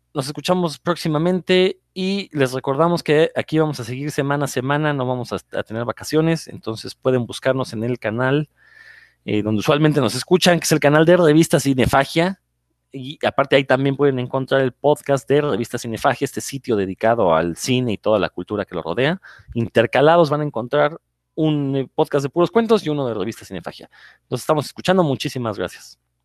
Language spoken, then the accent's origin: Spanish; Mexico; los comiqueros mexicanos